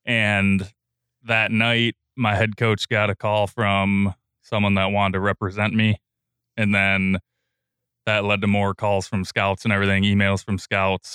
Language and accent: English; Sparta, United States; I'm from Sparta, so I, I went to Sparta High School